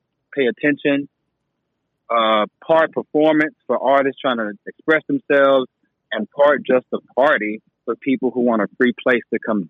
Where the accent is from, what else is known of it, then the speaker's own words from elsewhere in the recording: United States; me as a Black American rapper